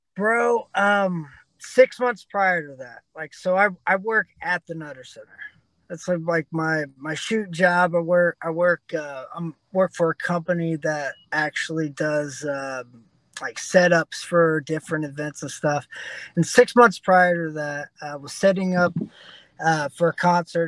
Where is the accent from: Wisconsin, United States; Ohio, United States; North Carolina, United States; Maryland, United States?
Ohio, United States; Dayton; my hometown